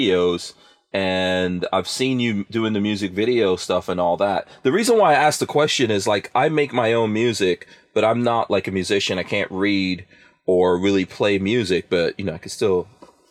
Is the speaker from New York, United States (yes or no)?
yes; New York City, New York, United States; moved away; also born or lived in New Jersey; I grew up in Far Rockaway, New York